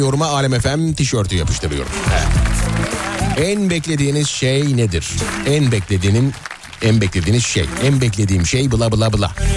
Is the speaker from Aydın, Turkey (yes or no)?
yes; Nazilli, Aydın, Turkey; moved away; memleketimden beni dinleyen dinleyicilerime